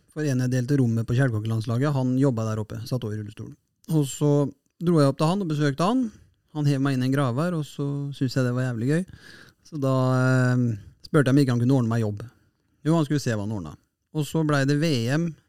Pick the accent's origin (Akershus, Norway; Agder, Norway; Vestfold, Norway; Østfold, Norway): Østfold, Norway; Fredrikstad; Her i Fredrikstad, eller i hjembyen min Fredrikstad